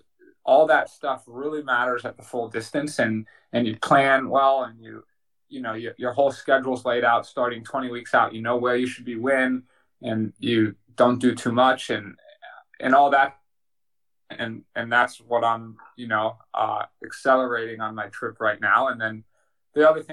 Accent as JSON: {"language": "English", "town": "Boulder", "region": "Colorado", "country": "United States", "tie": "born or raised there", "said": "I grew up in Boulder, Colorado"}